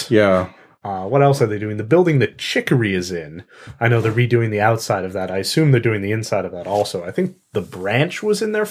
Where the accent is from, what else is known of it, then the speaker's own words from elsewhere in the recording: Canada; And speaking as a Canadian, I could not care less about geese.